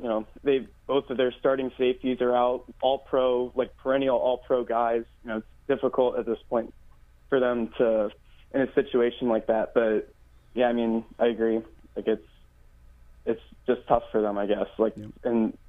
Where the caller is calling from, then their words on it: Orlando, Florida, United States; I'm listening from Orlando on the TuneIn app.